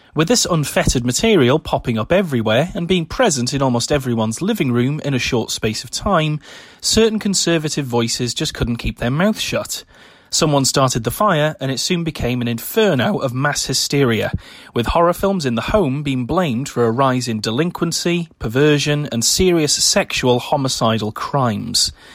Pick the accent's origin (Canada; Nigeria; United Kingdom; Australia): United Kingdom; my home country of the United Kingdom